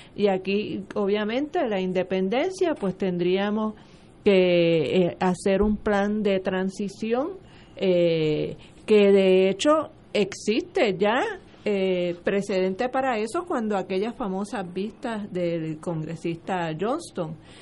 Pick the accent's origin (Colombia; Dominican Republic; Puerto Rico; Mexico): Puerto Rico